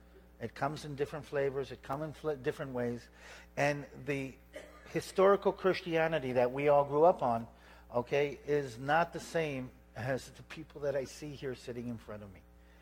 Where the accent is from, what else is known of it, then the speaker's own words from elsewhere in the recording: San Diego, California, United States; born there; also born or lived in Israel; I was actually, the whole story started off not far from here, San Diego. I was born in San Diego, naval base.